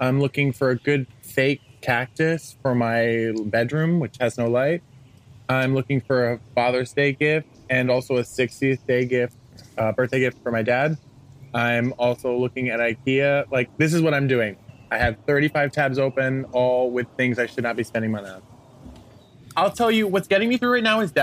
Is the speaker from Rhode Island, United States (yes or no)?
yes; Rhode Island, United States; moved away as an adult; also born or lived in New York City; I'm from Rhode Island